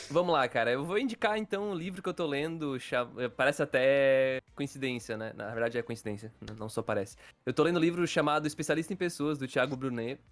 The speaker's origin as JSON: {"language": "Portuguese", "town": "Criciúma", "region": "Santa Catarina", "country": "Brazil", "said": "eu, o Dude e o Patrick, nós somos aqui de Criciúma"}